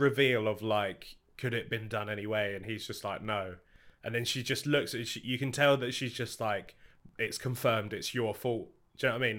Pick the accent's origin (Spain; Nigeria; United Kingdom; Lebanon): United Kingdom; we're British